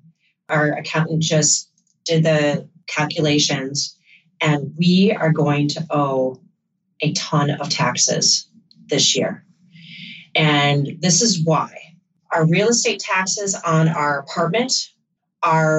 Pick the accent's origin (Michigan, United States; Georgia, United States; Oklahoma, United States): Michigan, United States; now in New York City, United States; I'm from Michigan, where this doesn't hit as hard. Where I grew up, I think my parents' real estate taxes might have been, you know, $4,000 a year. We lived out in the country